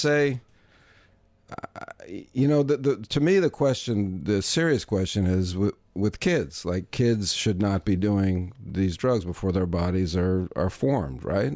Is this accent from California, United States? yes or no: no; New York, United States; also born or lived in Vancouver; I'm from New York